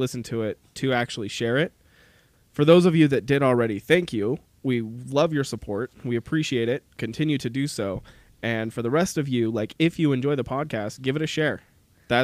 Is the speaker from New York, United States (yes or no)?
no; Utah, United States; We're two brothers from Utah